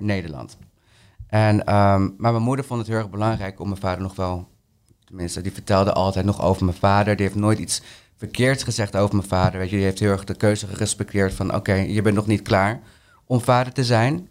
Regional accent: Peru; now in Netherlands; mijn moederland, Peru

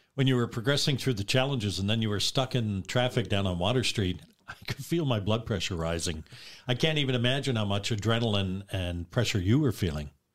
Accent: Dartmouth, Nova Scotia, Canada; I grew up in Halifax, Dartmouth

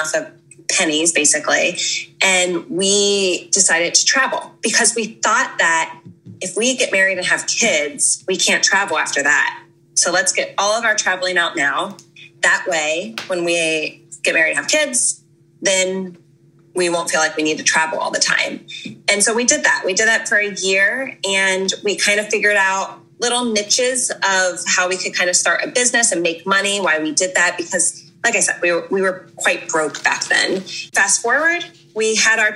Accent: Cincinnati, Ohio, United States; moved away as an adult; also born or lived in Georgia; I grew up in Cincinnati, Ohio.

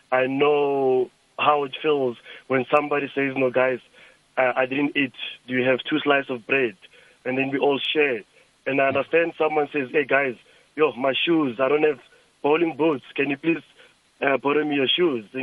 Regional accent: Lulekani, Limpopo, South Africa; my my place where I grew up in Lulekani

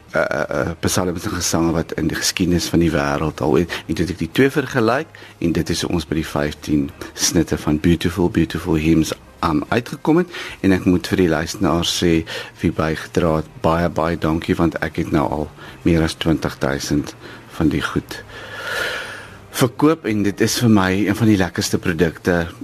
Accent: Ladysmith, KwaZulu-Natal, South Africa; moved away; ek groot geword het in die Nederduits Gereformeerde Kerk toe ek 'n kind was en ek sal nooit vergeet ons het twee keer op 'n dag kerk toe gegaan in die oggend vir sonnaarskool en in die aand sodat my ma kon afskou met 'n nuwe hoed wat sy by die Oriental Plaza in Ladysmith gekoop

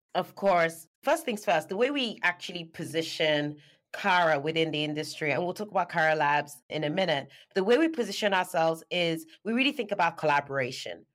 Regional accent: Nigeria; moved away as an adult; now in United Kingdom; I'm Nigerian born and U K dwelling. I was born in Nigeria. I moved out to the U K to study

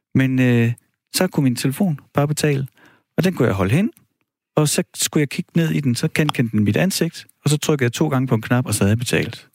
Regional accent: Horsens, Central Denmark Region, Denmark; jeg voksede op i Horsens

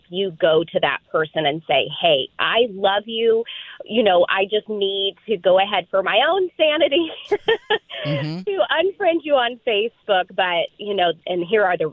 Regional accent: Midwest, United States; also born or lived in Southern Kentucky / Indiana; I'm proudly from the Midwest

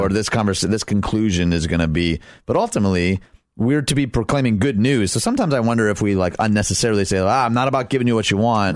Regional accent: Detroit, Michigan, United States; I grew up in Detroit

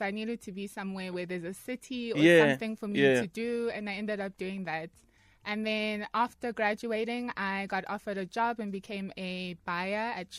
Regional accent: Soweto, Gauteng, South Africa; So I'm from Orlando East.

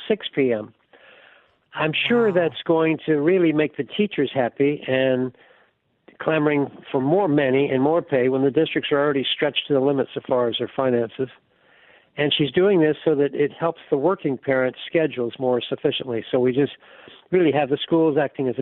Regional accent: Birmingham, Alabama, United States; I was born in Birmingham.

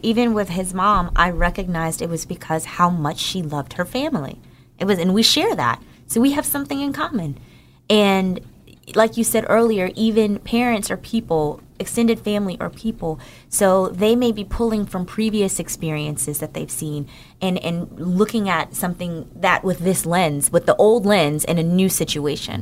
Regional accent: Newark, New Jersey, United States; moved away; I'm from New Jer, from Newark, New Jersey

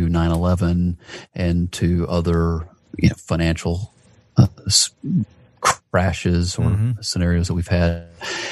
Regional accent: Atlanta, Georgia, United States; I love my hometown of Atlanta, Georgia, always have

